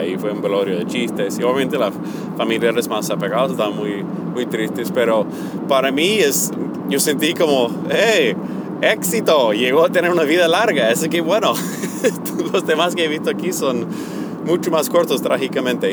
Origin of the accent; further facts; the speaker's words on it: United States; Spanish is a second language; moved away as an adult; por mi acento, que yo me creé en los Estados Unidos